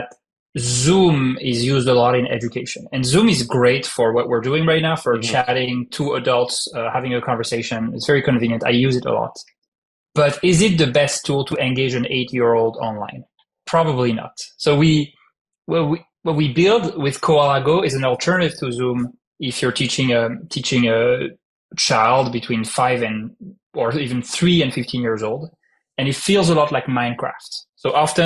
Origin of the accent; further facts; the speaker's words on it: France; accent: French; English is a second language; moved away as an adult; also born or lived in Paris / California; now in United States; I'm French, as you can hear from my heavy French accent that is still there after 12 years in the US.